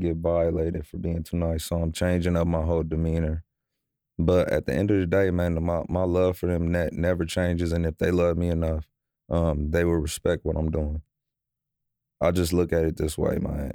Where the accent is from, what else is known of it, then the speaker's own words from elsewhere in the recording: Omaha, Nebraska, United States; now in Los Angeles, United States; I'm from, I'm from Nebraska. I'm from Omaha, Nebraska